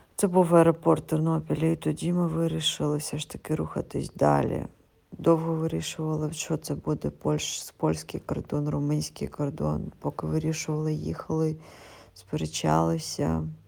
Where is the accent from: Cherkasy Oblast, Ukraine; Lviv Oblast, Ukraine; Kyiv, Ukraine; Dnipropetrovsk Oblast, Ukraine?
Kyiv, Ukraine; я із Києва